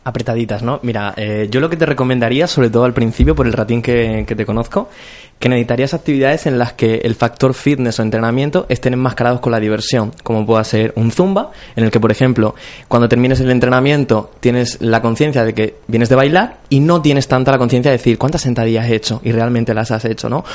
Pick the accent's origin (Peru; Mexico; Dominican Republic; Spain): Spain; Cartagena, Region of Murcia; moved away as an adult; now in Córdoba, Spain; yo soy de Cartagena.